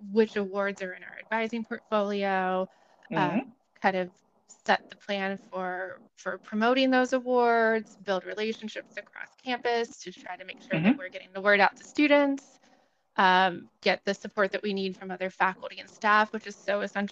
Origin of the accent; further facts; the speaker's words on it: Ohio, United States; moved away as an adult; also born or lived in Nashville, Tennessee / Lehigh (Pennsylvania); now in Cincinnati, United States; I am originally from Ohio. I grew up in a small rural community, although not near Cincinnati